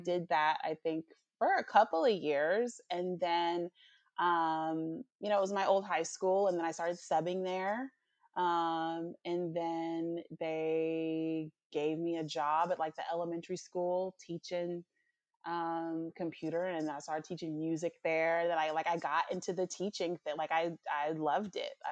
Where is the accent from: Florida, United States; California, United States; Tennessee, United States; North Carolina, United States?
Tennessee, United States; Nashville; moved away; also born or lived in Atlanta; I'm from Nashville